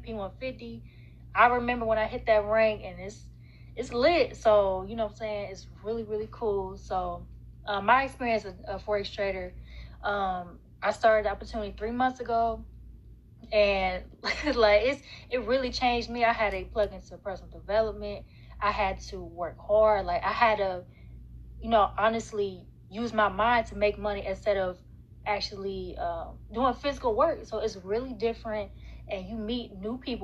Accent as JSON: {"language": "English", "town": "Cincinnati", "region": "Ohio", "country": "United States", "said": "I'm from Cincinnati"}